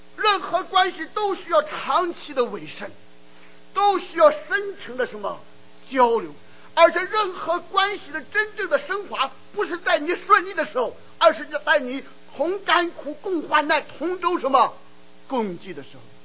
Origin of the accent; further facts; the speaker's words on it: China; now in United States; 我们作为华人，我们作为第一代移民，那我们背井离乡、跨洋越海，我们来到美国